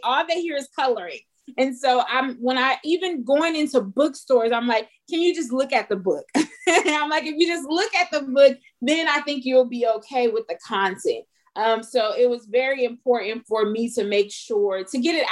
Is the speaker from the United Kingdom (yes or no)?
no; Los Angeles, California, United States; I'm from Los Angeles